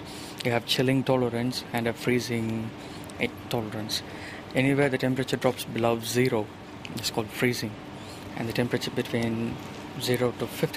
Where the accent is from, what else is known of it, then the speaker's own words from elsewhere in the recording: India; now in New Zealand; I'm from India.